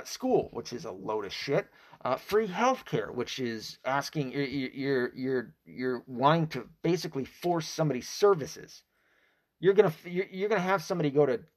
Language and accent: English; Tennessee, United States; I was raised in Tennessee. So I was raised in the Bible Belt, half raised, I should say.